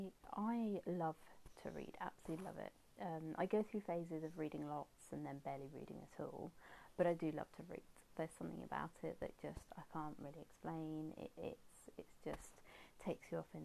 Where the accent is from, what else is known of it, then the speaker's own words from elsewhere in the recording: England, United Kingdom; being English and British